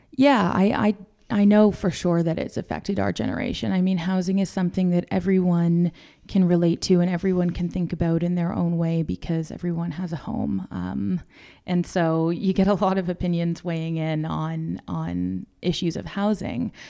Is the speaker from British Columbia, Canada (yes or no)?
no; Toronto, Ontario, Canada; also born or lived in London, Ontario; I have always lived here. So I grew up in North Toronto.